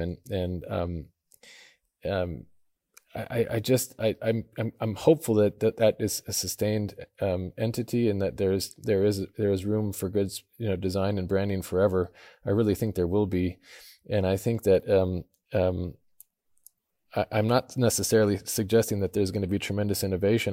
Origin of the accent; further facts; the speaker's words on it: Idaho, United States; I grew up in Idaho in a small town